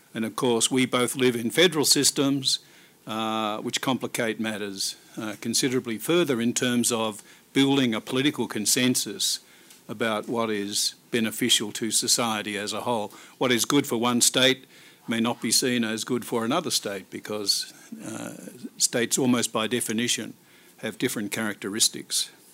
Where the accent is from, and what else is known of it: Australia